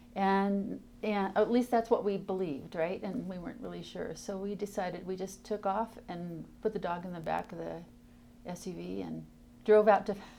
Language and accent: English; Tacoma, Washington, United States; I grew up in Tacoma, Washington